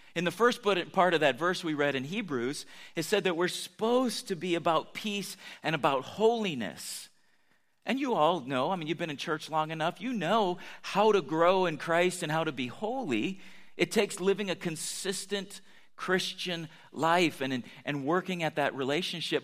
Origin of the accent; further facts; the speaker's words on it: United States; I'm American